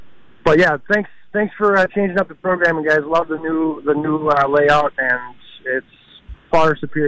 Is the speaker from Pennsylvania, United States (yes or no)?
no; Minnesota, United States; I'm from Minnesota. I'm a Vikings fan, and every year we vacation in Wisconsin.